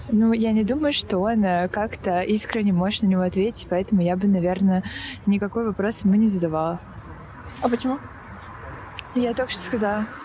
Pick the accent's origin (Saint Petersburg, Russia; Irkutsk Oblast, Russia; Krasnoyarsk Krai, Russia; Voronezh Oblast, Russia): Saint Petersburg, Russia; Допустим, я бы сейчас, я из Санкт-Петербурга сама, я бы сейчас нынешнее руководство Петербурга поменяла бы.